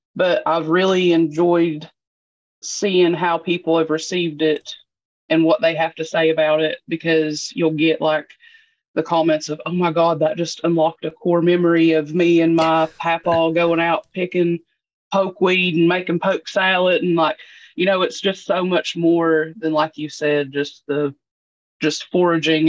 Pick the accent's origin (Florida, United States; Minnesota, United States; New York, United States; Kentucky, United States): Kentucky, United States; Eastern; I'm from Eastern Kentucky